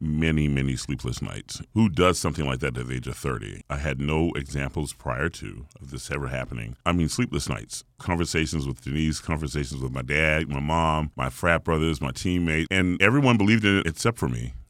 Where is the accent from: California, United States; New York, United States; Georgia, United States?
Georgia, United States; Atlanta; the gospel genre, which I grew up in here in Atlanta